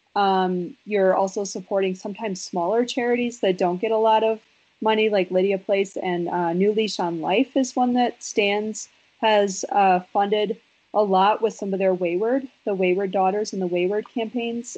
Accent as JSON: {"language": "English", "region": "Wisconsin", "country": "United States", "said": "I'm from Wisconsin"}